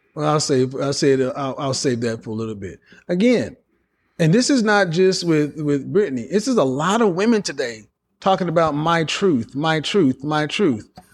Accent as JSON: {"language": "English", "region": "the Bible Belt", "country": "United States", "tie": "born or raised there", "said": "the way I was raised in the Bible Belt"}